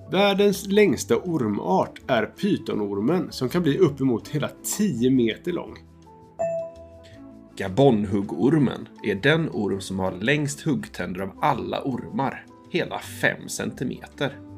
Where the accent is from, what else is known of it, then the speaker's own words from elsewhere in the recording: Gothenburg, Västra Götaland, Sweden; Ja, vi är två bröder från Göteborg som älskar att berätta godnattsagor.